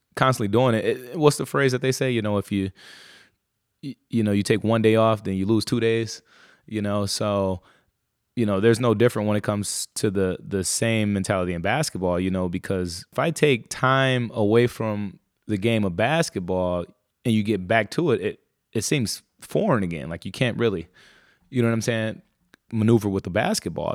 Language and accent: English; Muskegon Heights, Michigan, United States; I was born in a place called, uh, Muskegon. So I was, I grew up in Muskegon Heights, uh, Michigan